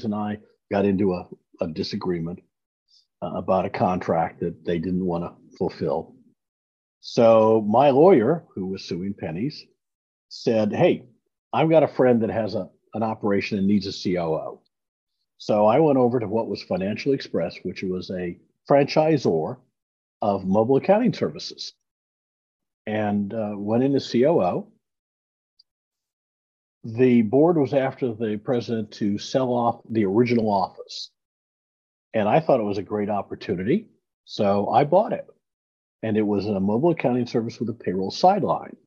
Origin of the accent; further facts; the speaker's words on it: Iowa, United States; moved away as an adult; also born or lived in Kansas City; now in Dallas, United States; I'm a Midwestern boy. I grew up in Iowa.